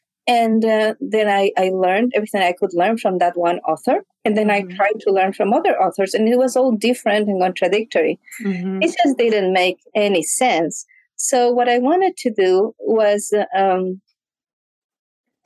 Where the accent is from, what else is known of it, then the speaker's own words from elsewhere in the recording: Ecuador; moved away; I grew up in Ecuador